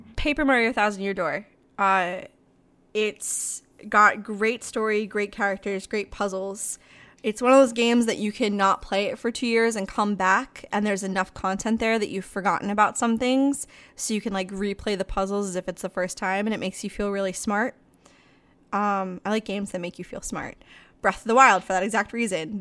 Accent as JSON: {"language": "English", "country": "Ireland", "said": "I'm fucking Irish"}